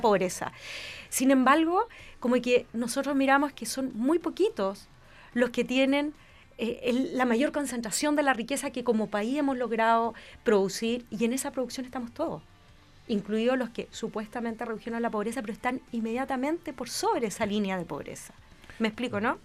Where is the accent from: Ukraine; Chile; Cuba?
Chile; Rancagua, O'Higgins; Yo vengo de Rancagua